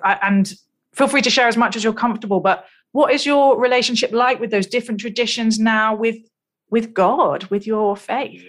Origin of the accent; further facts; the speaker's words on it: United Kingdom; I'm British